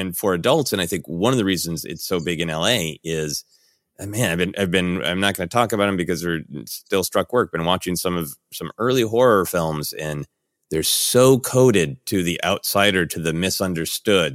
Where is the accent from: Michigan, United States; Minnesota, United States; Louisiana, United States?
Minnesota, United States; Minneapolis; now in Los Angeles, United States; growing up in Minneapolis